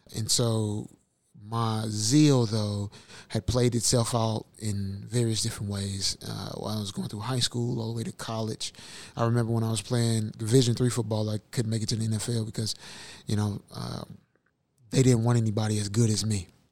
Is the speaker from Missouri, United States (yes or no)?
yes; St. Louis, Missouri, United States; from St. Louis, Missouri